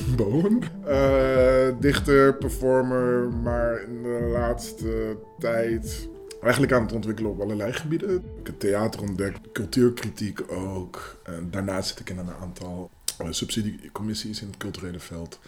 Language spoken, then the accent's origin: Dutch; Netherlands; first language Dutch and English; Ik ben in Nederland mijn hele leven zwart geweest.